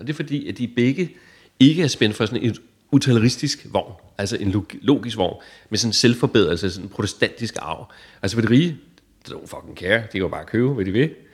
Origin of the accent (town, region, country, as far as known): Denmark